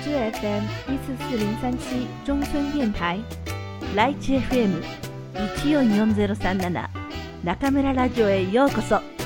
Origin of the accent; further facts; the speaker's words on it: Kanto, Chiba, Japan; 私は関東の千葉県の出身ですから